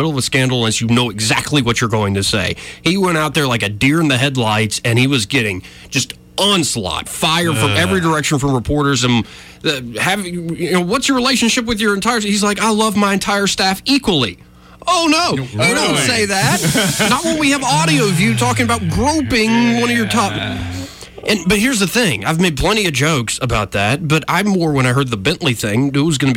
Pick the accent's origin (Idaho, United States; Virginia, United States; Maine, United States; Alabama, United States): Alabama, United States; Montgomery; I was born and raised here in Montgomery, born and raised in Alabama